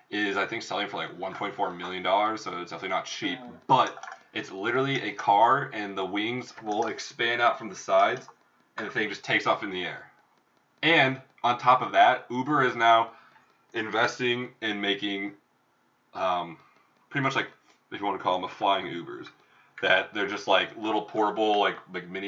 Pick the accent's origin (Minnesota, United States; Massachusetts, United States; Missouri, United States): Minnesota, United States; now in Laguna Beach, United States; Just moved here, but we're both from Minnesota. I'm from Minnesota. Yeah, I'm like I'm, like kind of from Minnesota